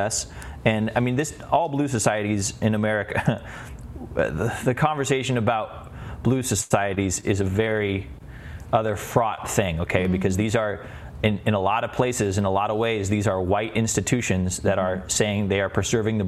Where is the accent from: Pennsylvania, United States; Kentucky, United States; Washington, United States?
Washington, United States; Seattle; we're from Seattle